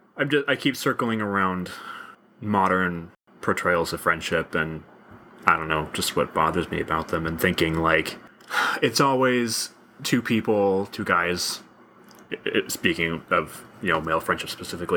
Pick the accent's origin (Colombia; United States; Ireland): United States; I'm American white male